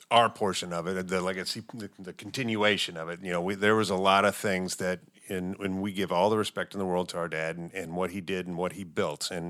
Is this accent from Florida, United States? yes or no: no; Michigan, United States; growing up in Michigan, and and uh, I ended up back in the Detroit area